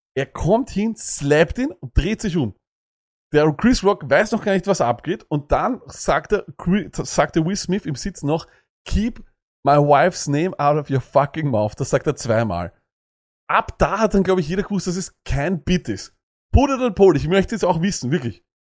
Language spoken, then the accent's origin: German; Austria; bei uns in Österreich